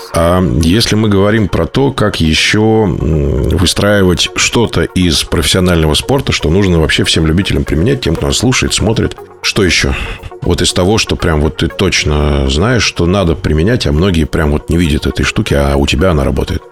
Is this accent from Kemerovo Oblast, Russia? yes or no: yes; Novokuznetsk, Kemerovo Oblast, Russia; moved away; а я сам из Новокузнецкой